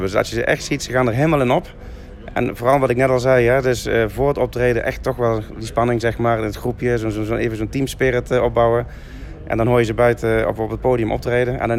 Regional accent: Limburg, Netherlands; En daar mogen we eigenlijk als Limburgers toch wel heel erg trots op zijn.

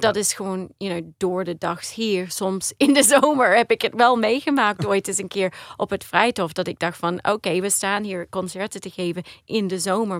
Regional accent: Australia; Dutch is a second language; also born or lived in Maastricht, Netherlands; ik ben geboren in Australië, maar mijn ouders die zijn allebei Nederlands.

